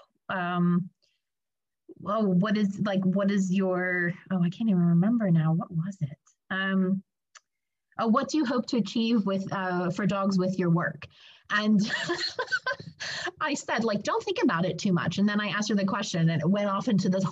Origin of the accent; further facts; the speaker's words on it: United States; now in United Kingdom; I'm originally American, but I live in the UK now